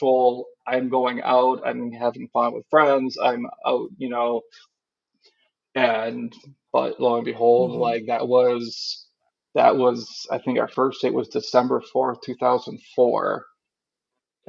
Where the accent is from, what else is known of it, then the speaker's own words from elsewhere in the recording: Wisconsin, United States; also born or lived in Marquette, Michigan; most of my family is from Marquette area and stuff, and I grew up in Wisconsin